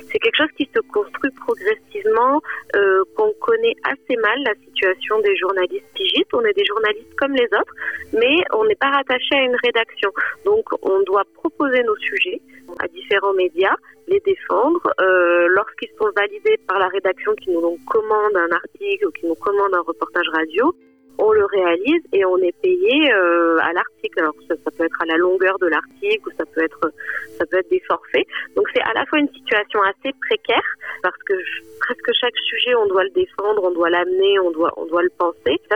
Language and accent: French; Figeac, Occitania, France; moved away; also born or lived in New Delhi; moi j'ai grandi dans le Lot, euh, à Figeac